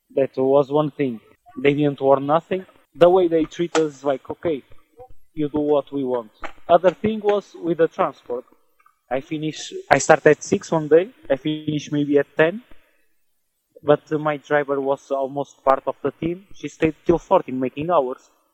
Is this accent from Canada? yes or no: no; Portugal; moved away as an adult; also born or lived in England; now in Netherlands; I'm from Portugal, and I'm in Netherlands